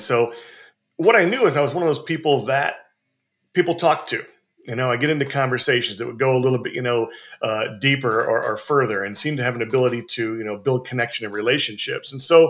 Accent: Montana, United States; now in East Coast, United States; I grew up in Montana and moved around a little bit. Right now, I live on the East Coast

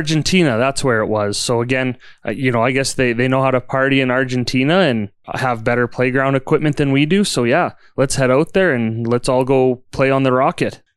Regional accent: Calgary, Alberta, Canada; moved away as an adult; now in Red Deer, Canada; being a kid growing up in Calgary

